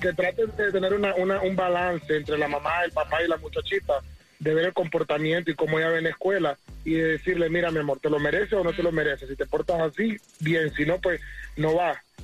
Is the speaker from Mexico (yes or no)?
no; Nicaragua; moved away; en mi país a las muchachas les decían, en Nicaragua les decían que no